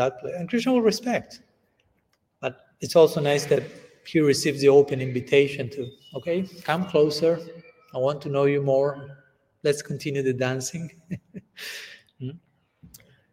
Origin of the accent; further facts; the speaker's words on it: Argentina; first language Spanish; English is a second language; I'm coming from Argentina